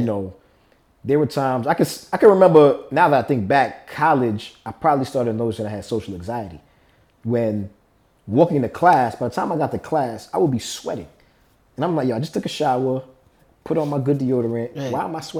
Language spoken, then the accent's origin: English; New York, United States; I'm from New York.